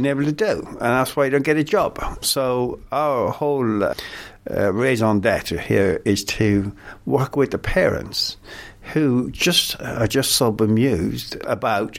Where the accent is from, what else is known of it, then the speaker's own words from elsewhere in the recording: Ireland; now in London, United Kingdom; me being an Irishman